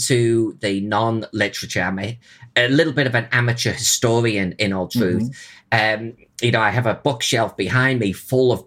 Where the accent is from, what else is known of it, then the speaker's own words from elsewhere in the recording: Chester, North West England, United Kingdom; my hometown of Chester